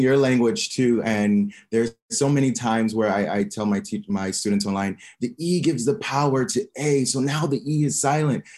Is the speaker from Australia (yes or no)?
no; Omaha, Nebraska, United States; moved away as an adult; also born or lived in Barcelona, Spain; now in Hua Hin, Thailand; I am from Omaha, Nebraska, in the United States.